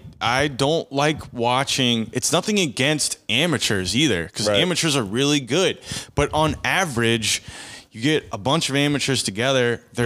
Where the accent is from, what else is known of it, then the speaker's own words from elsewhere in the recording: Pittsburgh, Pennsylvania, United States; I come from Pittsburgh and we're all defense